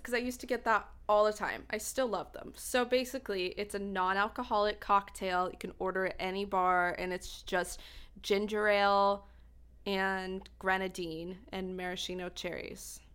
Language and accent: English; Idaho, United States; I'm from Idaho